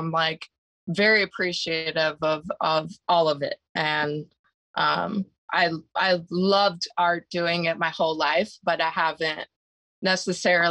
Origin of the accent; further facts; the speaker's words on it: Southern California, United States; I'm an oil painter from born and raised in Southern California.